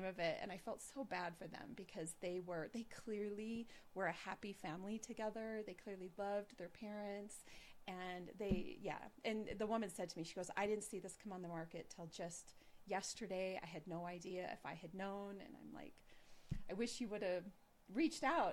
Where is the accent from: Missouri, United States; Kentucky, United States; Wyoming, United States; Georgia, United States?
Wyoming, United States; Gillette; moved away; I go back to Gillette, my hometown